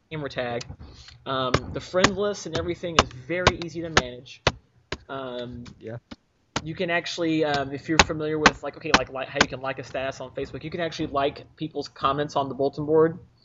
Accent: United States

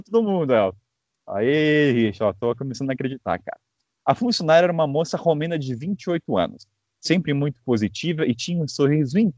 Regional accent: Belo Horizonte, Minas Gerais, Brazil; tenho 23 anos e sou natural de BH, Minas Gerais.

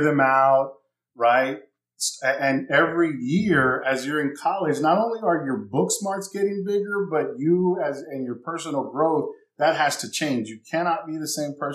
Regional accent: San Antonio, Texas, United States; moved away as an adult; also born or lived in California / Baton Rouge, Louisiana; I'm from San Antonio, Texas. I had moved out west to California

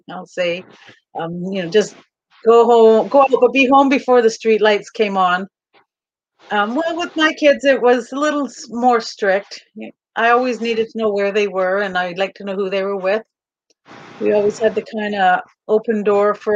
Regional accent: Kamloops, British Columbia, Canada; also born or lived in Calgary; we moved from Calgary back to Kamloops, which is where I'm from.

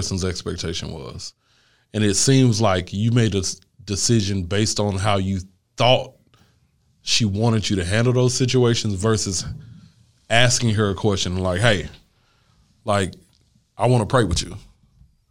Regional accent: Louisiana, United States; I'm from Louisiana

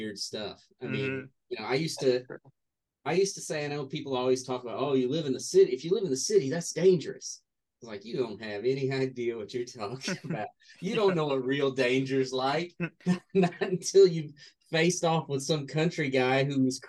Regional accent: North Carolina, United States; also born or lived in Newton Grove, North Carolina; I lived in many towns in North Carolina, but Newton Grove was when I was very young

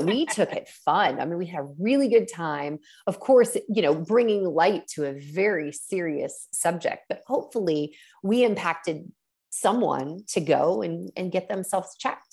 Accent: Columbus, Ohio, United States; my hometown of Columbus, Ohio

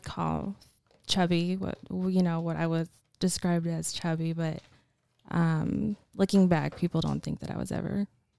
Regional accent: Oregon, United States; now in California, United States; No, I was born in Oregon.

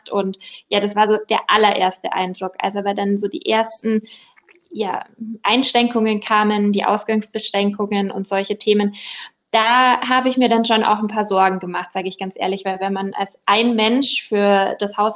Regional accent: Peiting, Bavaria, Germany; Also ich bin 28, ich komme aus der Großstadt Peiting

